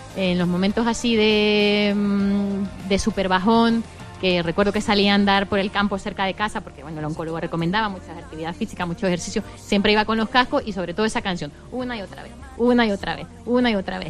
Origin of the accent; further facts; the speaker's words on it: Venezuela; now in Spain; yo soy de Venezuela